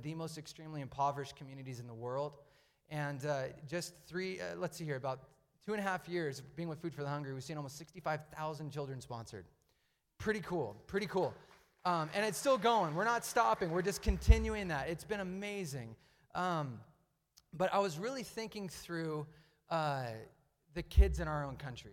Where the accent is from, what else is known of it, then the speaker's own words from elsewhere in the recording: Medford, Oregon, United States; I grew up in the Rogue Valley. I went to South Medford High School, went to Jefferson Elementary School. I grew up here